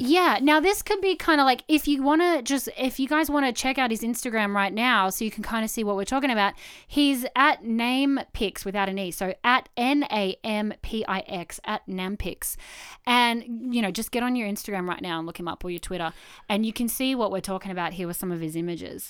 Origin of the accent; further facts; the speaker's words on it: Canberra, Australian Capital Territory, Australia; now in Wollongong, Australia; Growing up in Canberra